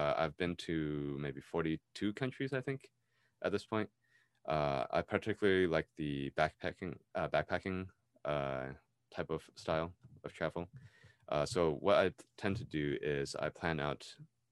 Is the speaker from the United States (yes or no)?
yes; United States; I was raised in America, I was born here, I lived here all my life